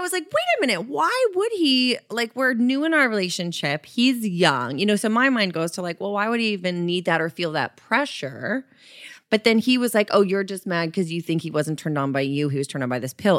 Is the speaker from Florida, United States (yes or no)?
yes; Florida, United States; I grew up in Florida